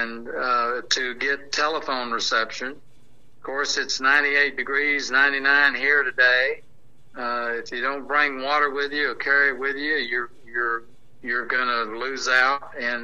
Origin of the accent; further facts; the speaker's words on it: United States; I grew up here in America with an American dream